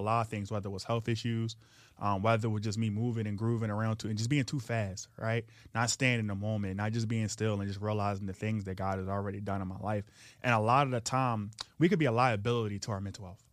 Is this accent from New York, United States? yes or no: no; Philadelphia, Pennsylvania, United States; I was, uh, born and raised in South Philly.